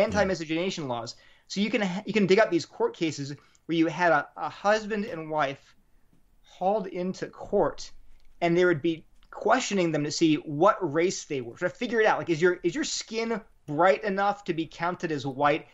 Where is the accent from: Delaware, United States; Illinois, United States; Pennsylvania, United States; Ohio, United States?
Delaware, United States; also born or lived in New Haven, Connecticut / Berkeley, California; now in Durham, United States; I grew up in Delaware